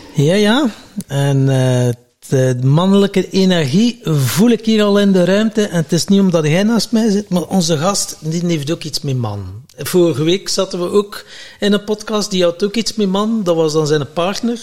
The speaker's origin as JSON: {"language": "Dutch", "region": "Flanders", "country": "Belgium", "said": "wij als Vlamingen"}